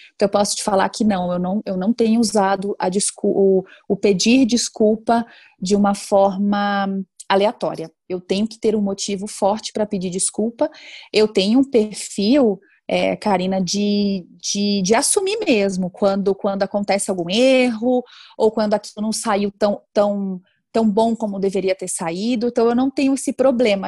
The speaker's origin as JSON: {"language": "Portuguese", "town": "Salvador", "region": "Bahia", "country": "Brazil", "tie": "born or raised there", "also_born_or_lived": "Germany", "moved": "as an adult", "said": "eu sou baiana, né, nascida em Salvador, Bahia"}